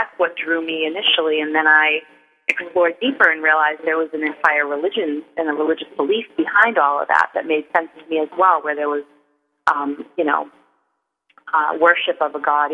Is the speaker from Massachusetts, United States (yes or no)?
yes; Salem, Massachusetts, United States; I grew up on Gallows Hill, and the Salem woods were where I spent a lot of my youth